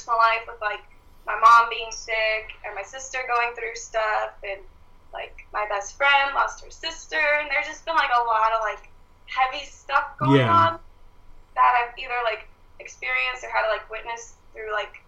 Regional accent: Florida, United States; I'm from Florida

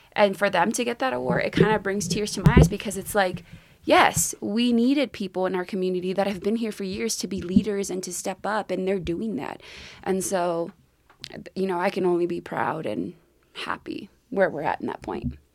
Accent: Texas, United States; also born or lived in Mexico; growing up in Texas

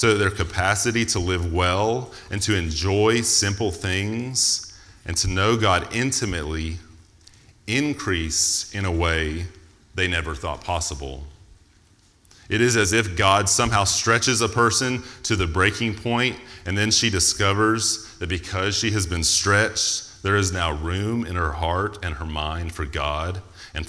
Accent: United States; because I'm American

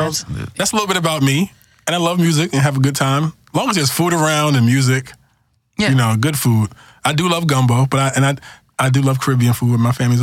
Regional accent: New York City, New York, United States; moved away; I am not from the South. I am not from the Midwest. I am from New York City.

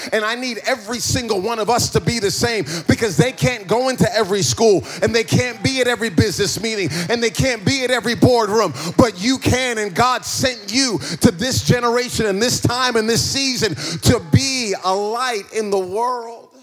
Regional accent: East Coast of America, United States; moved away; also born or lived in New Jersey; I grew up in, in, in, America and I grew up on the East Coast uh, of, of, America

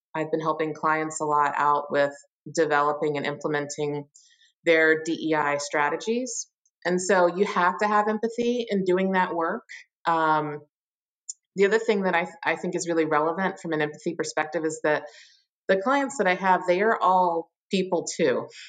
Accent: Richmond, Virginia, United States; moved away as an adult; also born or lived in Pittsburgh, Pennsylvania; now in Chicago, United States; I am from Richmond, Virginia, or really a suburb of Richmond, Virginia, and lived there, mm, you know, my whole life until I was 18

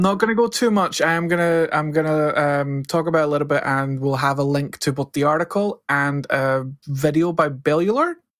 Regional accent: Scotland, United Kingdom; I'm Scottish. We barely speak English.

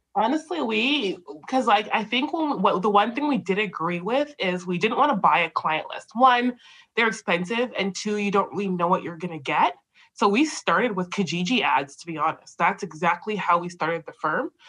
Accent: Canada; we're both Canadian born like I'm Canadian born

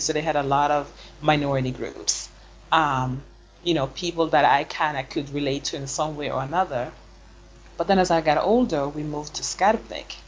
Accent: Sweden; first language Swedish; English is a second language; moved away as an adult; also born or lived in United States / Senegal; now in Basel, Switzerland; I was born and raised in Sweden

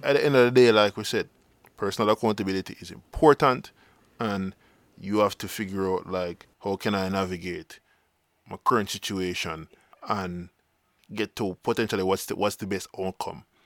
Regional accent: Jamaica; existence as Jamaican

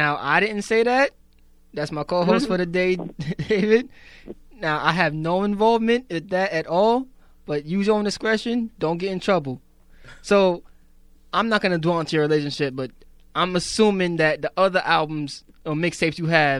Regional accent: Jamaica; I'm Jamaican. You don't hear an inch of that on me right now.

